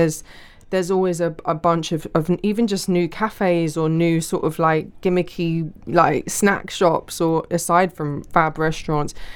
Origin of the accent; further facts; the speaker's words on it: London, United Kingdom; I grew up in Brussels Square